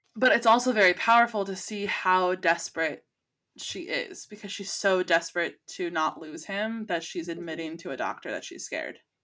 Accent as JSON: {"language": "English", "region": "California", "country": "United States", "said": "as a Californian because pot is legal here in California"}